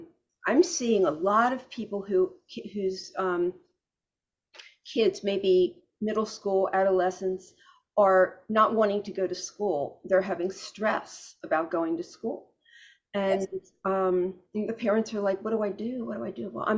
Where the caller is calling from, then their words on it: Florida, United States; South Florida, yeah.